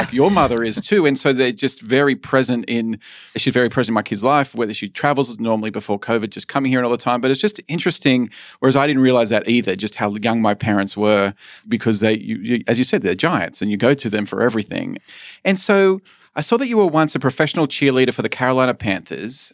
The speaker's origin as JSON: {"language": "English", "country": "Australia", "also_born_or_lived": "San Francisco / Illinois", "moved": "as an adult", "said": "So I moved away from Australia when I was eighteen"}